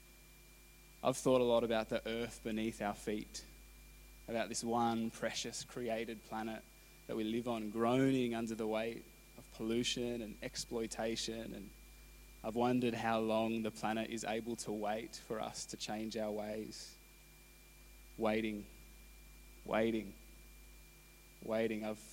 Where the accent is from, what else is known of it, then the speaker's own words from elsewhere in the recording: Canberra, Australian Capital Territory, Australia; moved away; I grew up in Canberra